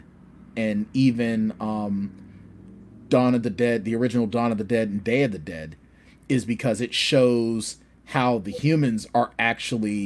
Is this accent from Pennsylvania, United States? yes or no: yes; Pittsburgh, Pennsylvania, United States; I'm from Pittsburgh